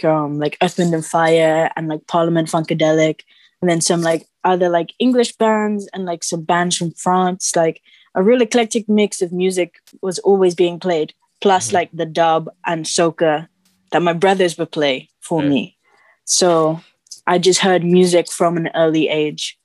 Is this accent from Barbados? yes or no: yes; Barbados; moved away as an adult; now in London, United Kingdom; from London, but I grew up in Barbados